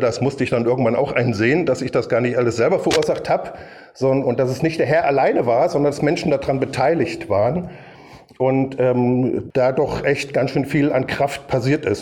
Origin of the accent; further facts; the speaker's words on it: Kassel, Hesse, Germany; als kleiner Bobatz dann immer mitgegangen in die Baptistengemeinde in Kassel